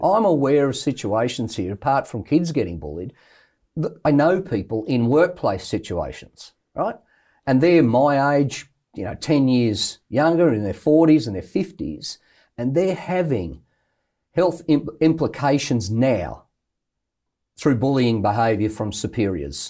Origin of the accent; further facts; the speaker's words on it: Australia; I'm an Australian bloke